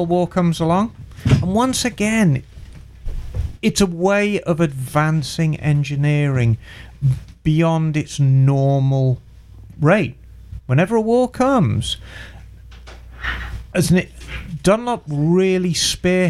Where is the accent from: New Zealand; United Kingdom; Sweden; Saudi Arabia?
United Kingdom; Birmingham, West Midlands; moved away as an adult; my hometown in Birmingham